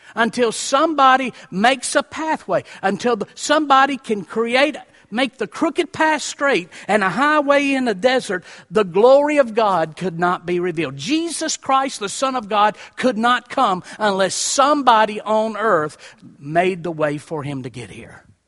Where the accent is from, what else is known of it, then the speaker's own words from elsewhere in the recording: Columbia, Tennessee, United States; I was raised in Columbia, Tennessee